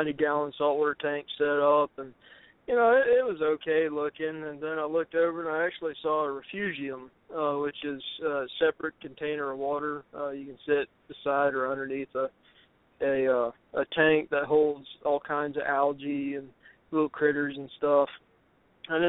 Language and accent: English; Louisiana, United States; I used to own a fish store in my hometown in Louisiana